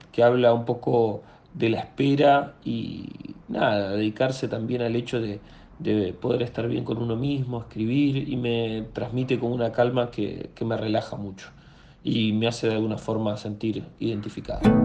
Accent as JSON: {"language": "Spanish", "town": "Viedma", "region": "Río Negro", "country": "Argentina", "moved": "yes", "lives_now": "Buenos Aires, Argentina", "said": "Soy de la Patagonia, de Viedma, pero actualmente estoy viviendo en Buenos Aires."}